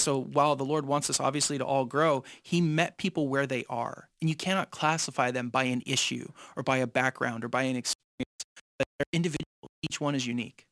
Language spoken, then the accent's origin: English; San Jose, California, United States; I was raised in East San Jose